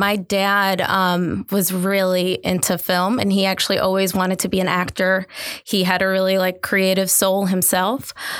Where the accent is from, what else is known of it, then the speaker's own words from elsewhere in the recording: the North, United States; obviously, as a Northerner, we have our misconceptions about the South.